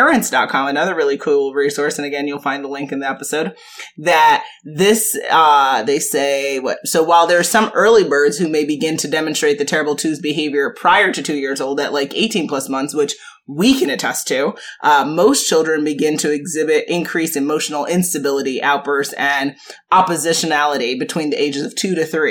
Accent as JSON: {"language": "English", "region": "New York", "country": "United States", "said": "we're from New York"}